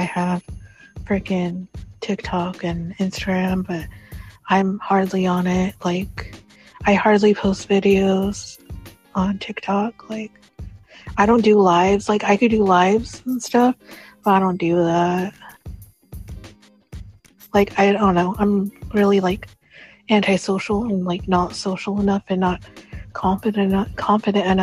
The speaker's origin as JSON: {"language": "English", "region": "Arkansas", "country": "United States", "tie": "born or raised there", "also_born_or_lived": "Washington State", "moved": "yes", "lives_now": "Washington, United States", "said": "When I was younger, I used to live in Arkansas"}